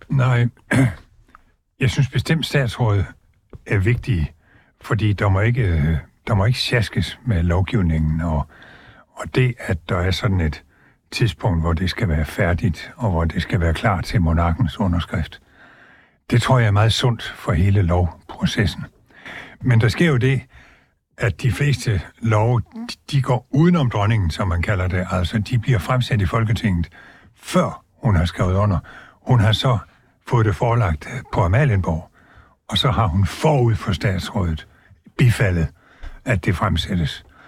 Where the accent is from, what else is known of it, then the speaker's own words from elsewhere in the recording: Southern Jutland, Southern Denmark, Denmark; jeg er jo altså sønderjyde af fødsel og opvækst